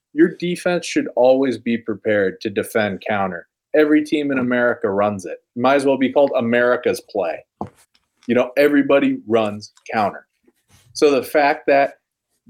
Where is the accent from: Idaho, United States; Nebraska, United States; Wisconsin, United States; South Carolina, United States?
Nebraska, United States; Omaha; I am from Omaha